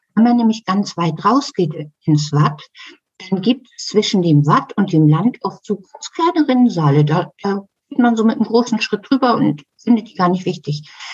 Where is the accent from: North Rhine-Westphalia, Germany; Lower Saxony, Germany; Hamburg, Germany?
Hamburg, Germany; als Kind in der Schule gelernt. In Hamburg